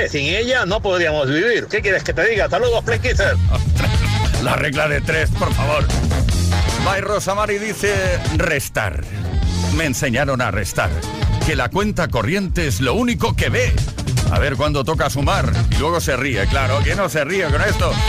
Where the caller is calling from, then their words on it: La Rioja, Spain; de La Rioja.